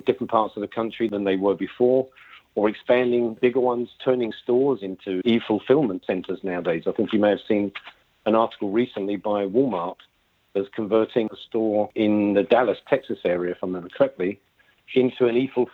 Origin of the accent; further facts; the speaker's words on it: United Kingdom; as you can tell from my accent, I'm from the UK.